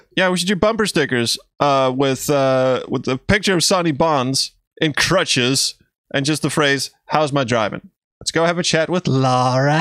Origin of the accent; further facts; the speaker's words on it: Denmark; first language Danish; English is a second language; my native language, Danish